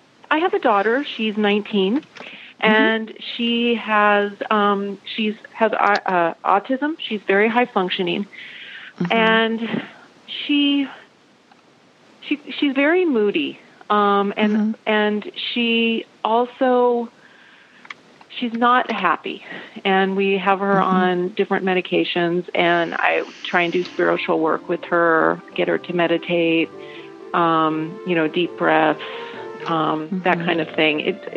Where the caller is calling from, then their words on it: Vashon Island, Washington, United States; I'm calling from Vashon Island, Washington.